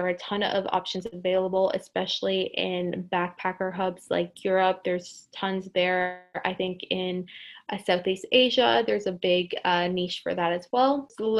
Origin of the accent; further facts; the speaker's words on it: Colombia; Greece, Portugal, and I would say my home country of Colombia.